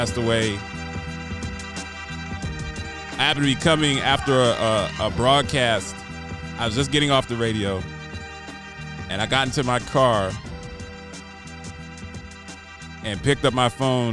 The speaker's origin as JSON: {"language": "English", "region": "East Coast", "country": "United States", "said": "I'm from the East Coast"}